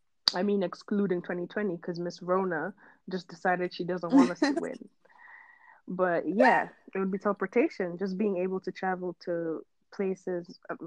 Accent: Kenya; Most people tend to prefer that. I don't know why. But I'm South Sudanese, born and raised in Kenya, though.

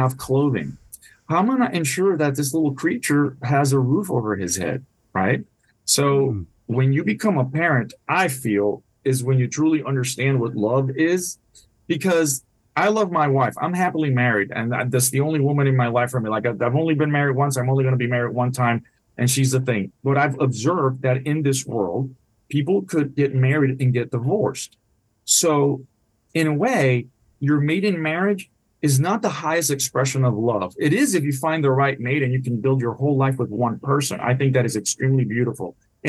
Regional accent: Puerto Rico; first language Spanish; English is a second language; also born or lived in Washington, D.C.; now in Jacksonville, United States; My first language is Spanish. I grew up in Puerto Rico.

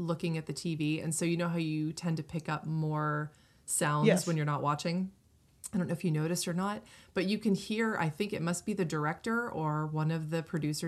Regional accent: Northeast, United States; I grew up in the Northeast

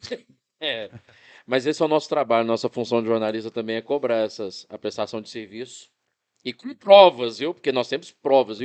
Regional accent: Arcos, Minas Gerais, Brazil; região lá da minha terra, lá de, de Arcos, lá da minha terra

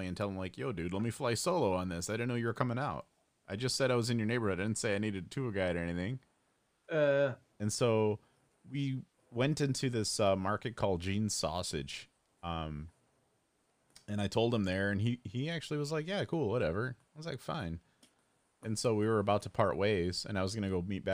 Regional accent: Addison, Illinois, United States; I'm in Addison right now, you know, my hometown

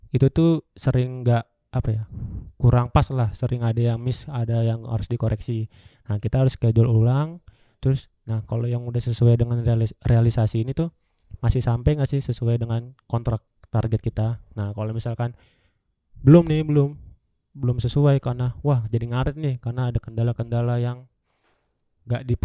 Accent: Java, Indonesia; kalau aku bilang iya saya juga orang Jawa nih pak gitu.

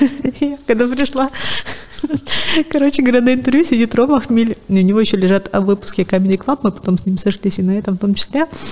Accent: Sevastopol, Crimea, Ukraine; moved away as an adult; also born or lived in Kyiv; я сама из Севастополя

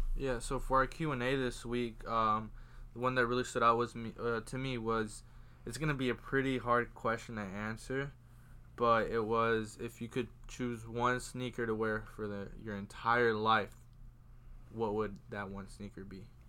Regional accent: Georgia, United States; moved away; I'm from Georgia

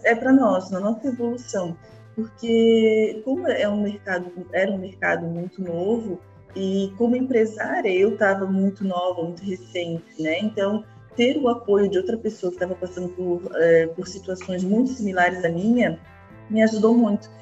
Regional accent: Florianópolis, Santa Catarina, Brazil; Eu de Florianópolis não, não tem como não ter esse meu sotaque

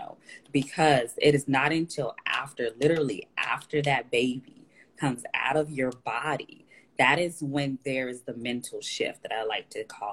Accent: Dallas, Texas, United States; I am in Dallas, Texas. I'm from Dallas, Texas as well

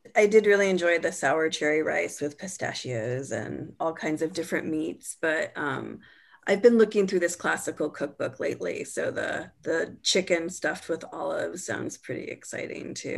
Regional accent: California, United States; my identity is as a Californian is tied up in a lot of different foods.

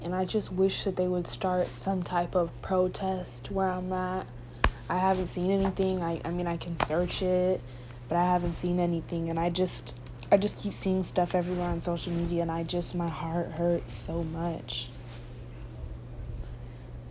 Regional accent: United States; I'm American.

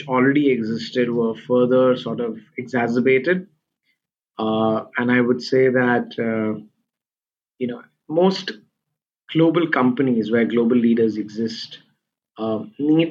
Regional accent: India; now in Singapore; I'm originally from India, and we have a lot of family and friends there

